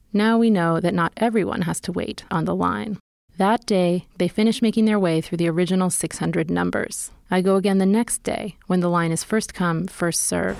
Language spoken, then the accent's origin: English; New York City, New York, United States; I'm from New York City